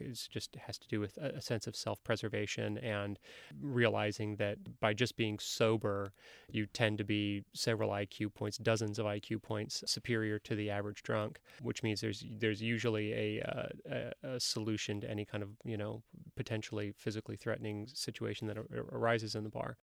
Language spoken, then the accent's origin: English; Livermore, California, United States; also born or lived in Oakland; I was born in Oakland. I grew up in the East Bay in a, in, in a, in a decidedly unviolent uh, suburb uh, called Livermore.